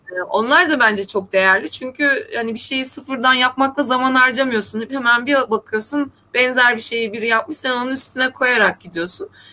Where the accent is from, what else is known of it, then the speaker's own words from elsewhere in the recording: Black Sea Region, Turkey; ben Karadenizliyim